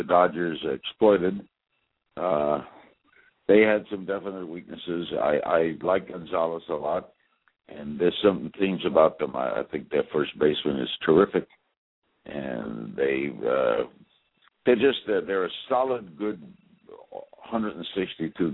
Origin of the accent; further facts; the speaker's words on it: New York City, New York, United States; I grew up with it in Brooklyn, Ebbets Field